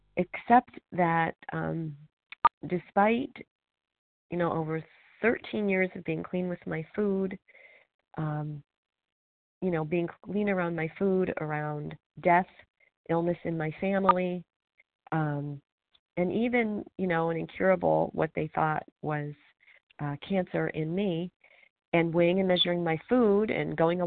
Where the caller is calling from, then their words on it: Pennsylvania, United States; I'm calling from Pennsylvania